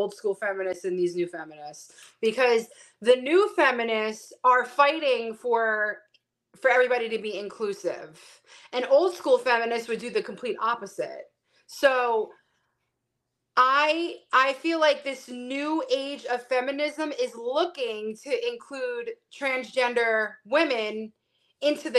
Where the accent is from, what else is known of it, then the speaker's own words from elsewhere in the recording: New York City, New York, United States; I was born and raised in Brooklyn, big Italian family.